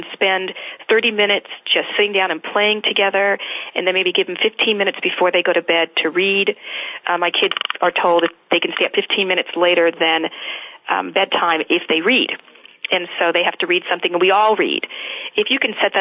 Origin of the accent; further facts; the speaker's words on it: Arizona, United States; I grew up in Arizona